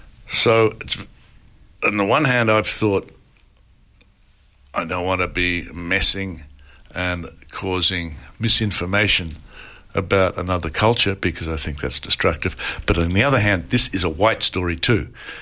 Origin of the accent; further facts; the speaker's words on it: Bacchus Marsh, Victoria, Australia; moved away; I visit my hometown every time I come to Australia and I see my sister and my brother and then I leave.